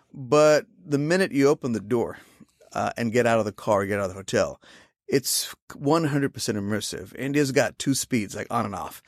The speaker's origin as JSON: {"language": "English", "town": "Ahmednagar", "region": "Maharashtra", "country": "India", "tie": "born or raised there", "also_born_or_lived": "South Carolina", "moved": "as an adult", "lives_now": "United States", "said": "to my hometown of Ahmednagar"}